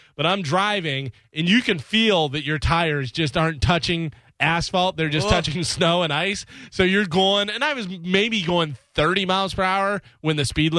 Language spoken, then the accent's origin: English; Illinois, United States; moved away as an adult; now in Florida, United States; Whenever I moved from Illinois to Florida, I gave my dad my ice scraper.